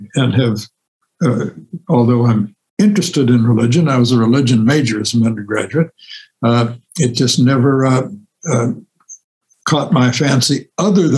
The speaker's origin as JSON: {"language": "English", "town": "Champaign", "region": "Illinois", "country": "United States", "tie": "born or raised there", "said": "growing up in Champaign, Illinois"}